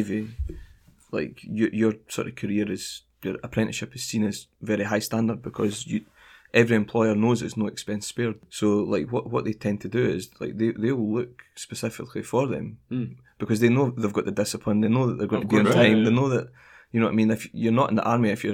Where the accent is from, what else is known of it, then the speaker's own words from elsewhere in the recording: United Kingdom; moved away as an adult; also born or lived in Mokpo, South Korea; now in Ulsan, South Korea; the refinery next to my hometown is huge. I think it's the biggest, if not close to being the biggest in the UK